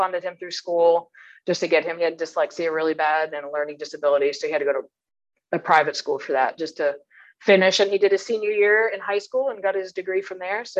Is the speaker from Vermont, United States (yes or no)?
yes; Vermont, United States; I'm originally from Vermont. I'm a Yankee through and through. So grew up in a small, I can't say small farm